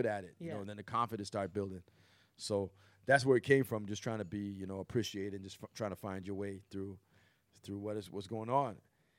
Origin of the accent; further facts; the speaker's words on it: Toronto, Ontario, Canada; also born or lived in North York; North York was like Don Mills and Shepherd for a while, then deeper into Scarborough after that.